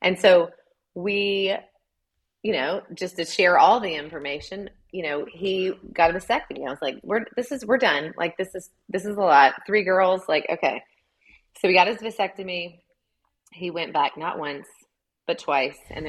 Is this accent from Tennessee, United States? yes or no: yes; Chattanooga, Tennessee, United States; moved away as an adult; now in Columbia, United States; I'm from Chattanooga, Tennessee.